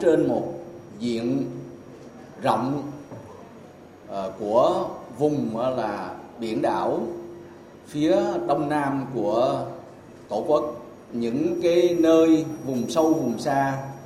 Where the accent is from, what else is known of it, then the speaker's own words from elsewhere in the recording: Vietnam; mình là người Việt Nam